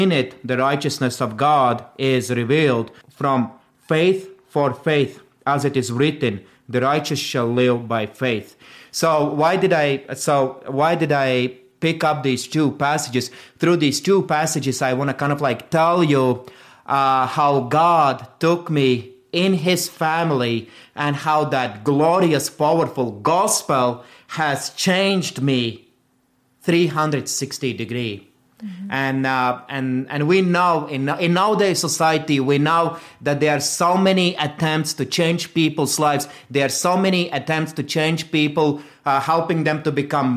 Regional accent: Latvia; moved away as an adult; also born or lived in South Carolina; now in United States; I am from Latvia

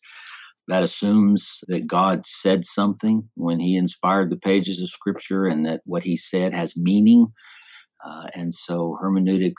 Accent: Texas, United States; also born or lived in Alabama; I was born and raised in Texas

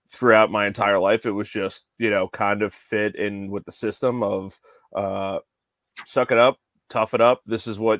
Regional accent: Long Island, New York, United States; moved away as an adult; now in Belmont, United States; Originally born and raised on Long Island, recently moved down to a little town called Belmont, North Carolina.

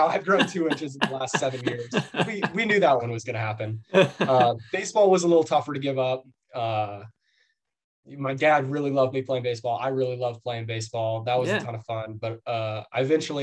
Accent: Norman, Oklahoma, United States; also born or lived in Tucson, Arizona; Moved to Norman when I was in third grade. So I've been here almost, it's been over 10 years now

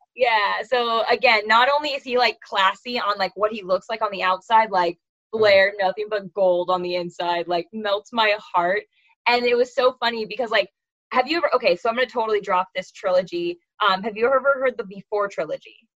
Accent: California, United States; I'm from California. I'm one of five

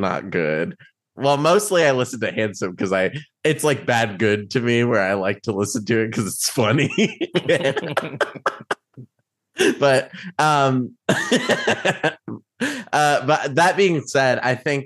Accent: Illinois, United States; I grew up in Illinois too

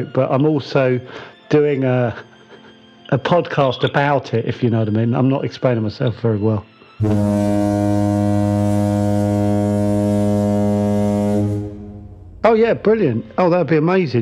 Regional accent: England, United Kingdom; I'm British and I was born in England

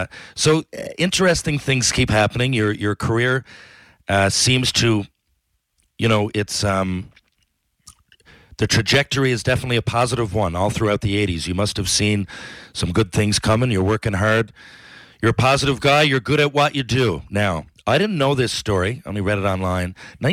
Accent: Newfoundland and Labrador, Canada; I'm from Newfoundland, obviously, so is he.

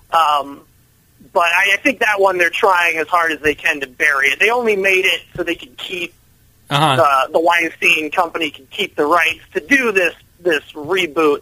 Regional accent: a suburb of Minneapolis, Minnesota, United States; I grew up in Minnesota, in a suburb of Minneapolis

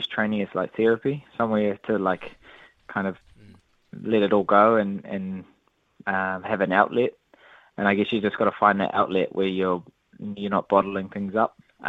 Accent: New Zealand; Yeah, it's something that I've had to kind of deal with, especially being Māori.

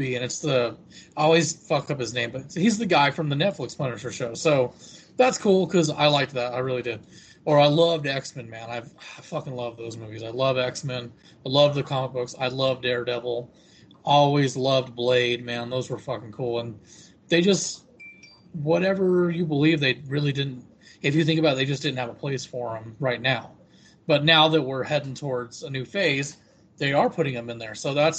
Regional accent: United States; My country is America.

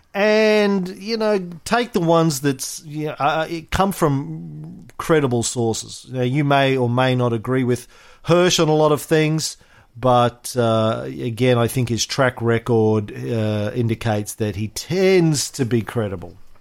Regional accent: Australia

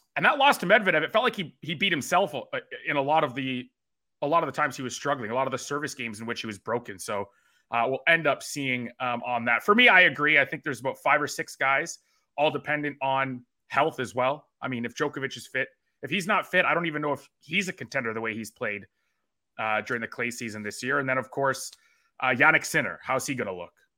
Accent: Canada; I am Canadian

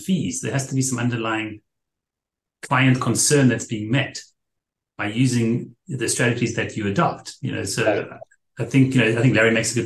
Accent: South Africa; moved away; I'm from South Africa

